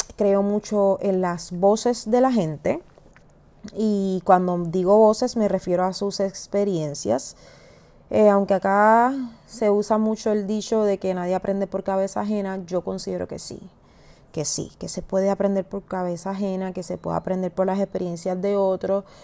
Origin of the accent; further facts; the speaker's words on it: Puerto Rico; soy puertorriqueña